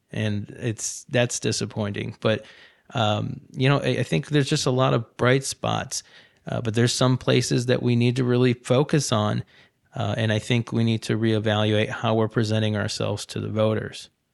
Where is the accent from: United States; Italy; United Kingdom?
United States; Ohio; moved away; also born or lived in North Carolina; I grew up in Ohio